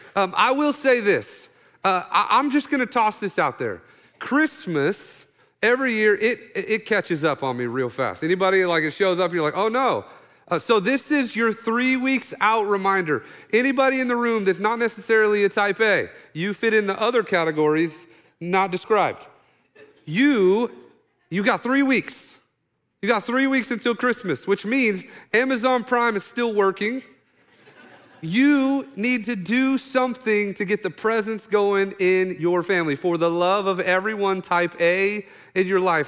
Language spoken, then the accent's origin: English; Oklahoma, United States; I'm from Oklahoma, redneck